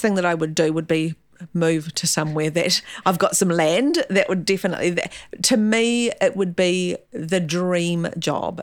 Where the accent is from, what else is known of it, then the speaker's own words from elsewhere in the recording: Gisborne, New Zealand; also born or lived in Gore; now in Auckland, New Zealand; Gisborne. Born and bred in Gisborne